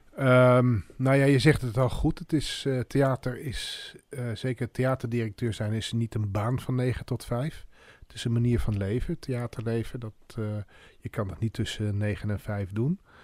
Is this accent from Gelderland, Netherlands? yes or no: yes; Arnhem, Gelderland, Netherlands; toen ik in Arnhem woonde